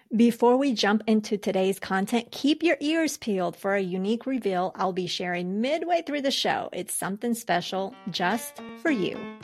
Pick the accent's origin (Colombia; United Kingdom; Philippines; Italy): Colombia; moved away; I was born in Colombia